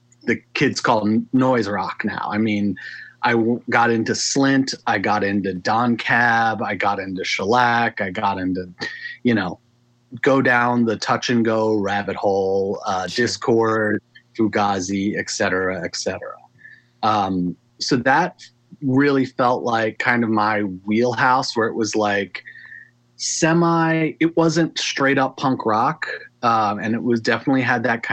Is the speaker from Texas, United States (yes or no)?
no; Maryland, United States; I grew up in Maryland